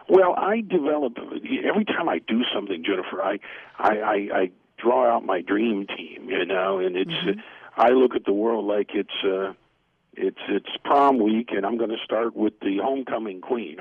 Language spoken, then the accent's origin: English; United States; I'm an American